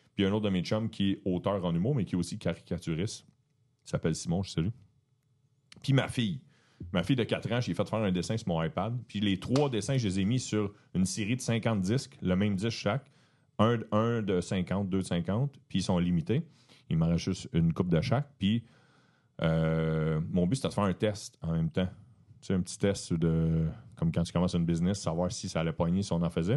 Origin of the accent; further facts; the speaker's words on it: Beauharnois, Quebec, Canada; je viens de la rive de Montréal, un village, une ville qui s'appelle Beauharnois